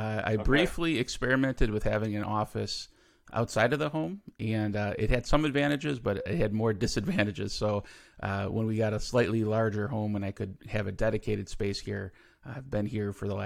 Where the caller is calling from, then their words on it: Milwaukee, Wisconsin, United States; So I live near Milwaukee, Wisconsin in the U.S.